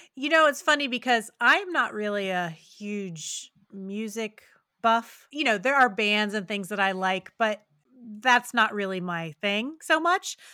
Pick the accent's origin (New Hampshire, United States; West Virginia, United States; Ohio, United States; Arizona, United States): West Virginia, United States; a small town in West Virginia, which is my home state